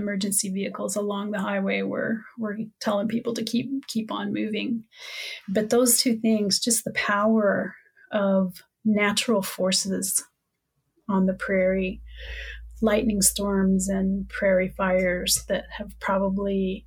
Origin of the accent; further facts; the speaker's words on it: Wichita, Kansas, United States; also born or lived in southern Minnesota; now in Minnesota, United States; I grew up in Wichita, and I always had this desire and love for the ocean. growing up in the middle of Kansas.